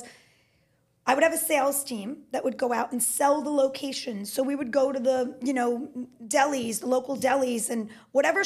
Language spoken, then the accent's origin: English; New York, United States; I'm a New Yorker native and I love New York